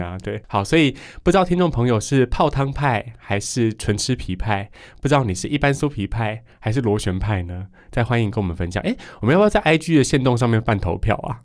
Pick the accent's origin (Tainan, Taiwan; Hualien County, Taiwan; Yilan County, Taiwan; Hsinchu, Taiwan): Yilan County, Taiwan; 宜兰人真的是非常非常喜欢吃面食的一个族群，所以我们才会这么水肿吧